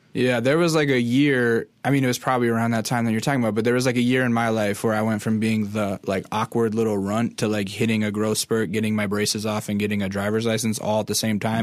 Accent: interior Alaska, United States; I'm from Alaska, but I'm from the interior, w, like, way in the middle of the state

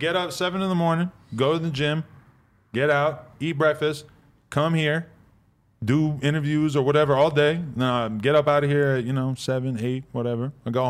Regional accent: New Hampshire, United States; moved away; New Hampshire, like right outside Boston.

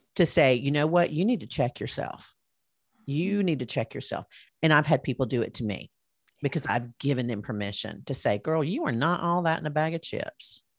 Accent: Alabama, United States; they all knew I was from Alabama

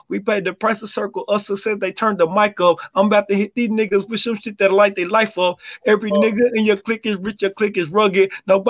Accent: New York, United States; New York.

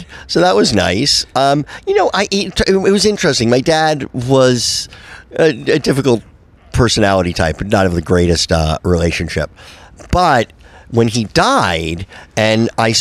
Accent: Livingston, New Jersey, United States; I grew up in New Jersey, a town called Livingston, about 20 minutes outside the Lincoln Tunnel

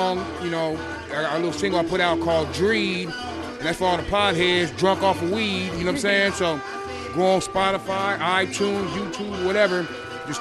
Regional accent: San Diego, California, United States; I'm born and raised in San Diego

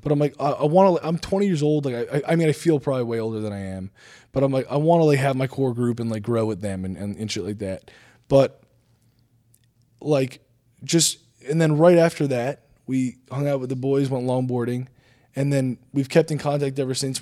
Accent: New Jersey, United States; I'm from New Jersey

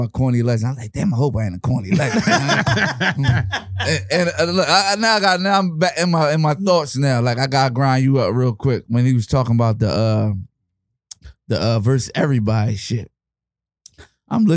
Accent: Philadelphia, Pennsylvania, United States; I'm from South Philly

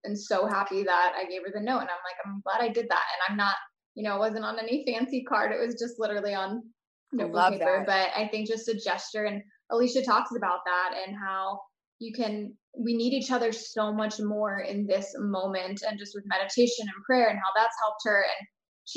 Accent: Florida, United States; I'm from Florida

